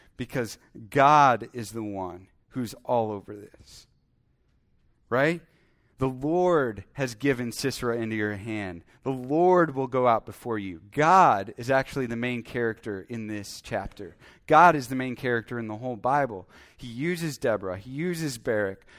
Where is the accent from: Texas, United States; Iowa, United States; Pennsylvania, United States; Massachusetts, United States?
Iowa, United States; I grew up in Iowa